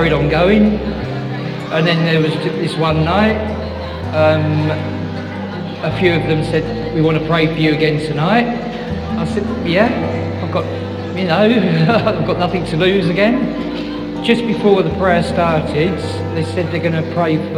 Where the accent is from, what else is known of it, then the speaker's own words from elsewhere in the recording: Bedford, East of England, United Kingdom; I'm from Bedford.